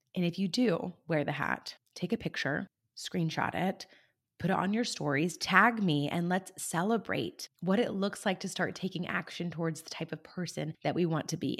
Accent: California, United States; my home state of California

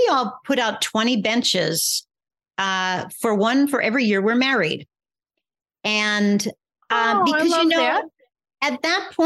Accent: northeastern Pennsylvania, United States; I grew up in northeastern Pennsylvania, rural, you know, not many neighbors.

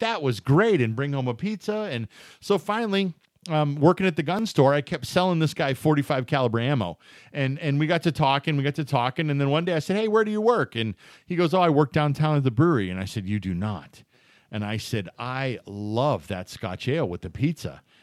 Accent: Erie, Pennsylvania, United States; moved away as an adult; I grew up in Erie, Pennsylvania

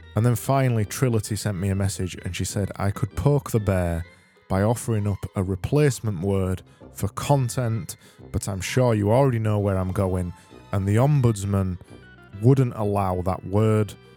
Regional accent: Yorkshire and the Humber, United Kingdom; accent: Yorkshire; I am from Yorkshire

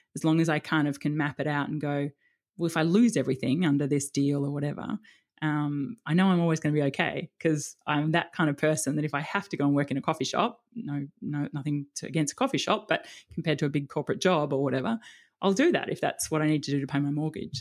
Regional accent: Melbourne, Victoria, Australia; moved away as an adult; also born or lived in Sydney; now in Palm Beach, Sydney, Australia; grew up in Melbourne

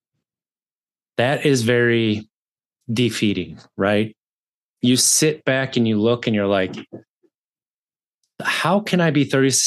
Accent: Wisconsin, United States; I grew up in Wisconsin, 36 years

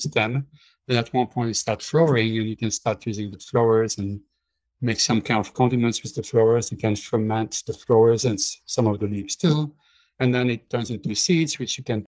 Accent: Belgium; moved away; When I grew up in Belgium, we were pretty much self-sufficient

